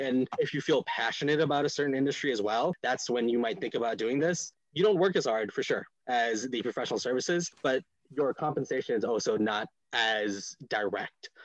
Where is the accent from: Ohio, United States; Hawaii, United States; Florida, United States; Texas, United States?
Hawaii, United States; Honolulu; moved away as an adult; also born or lived in Boston / New England; I grew up in Honolulu, Hawaii, before coming out here to New England for for school